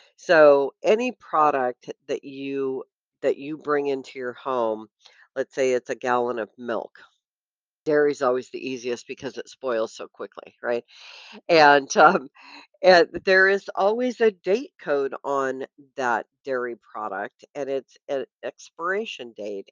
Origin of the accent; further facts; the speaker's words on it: Washington, United States; also born or lived in Vancouver, BC; now in California, United States; I grew up up in Washington State